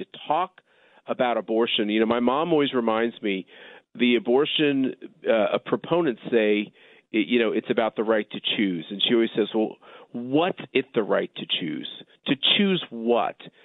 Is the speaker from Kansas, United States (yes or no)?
yes; Wichita, Kansas, United States; when I was a child growing up in Wichita